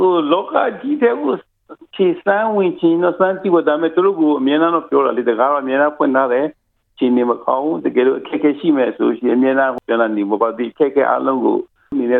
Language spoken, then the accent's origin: Burmese; Myanmar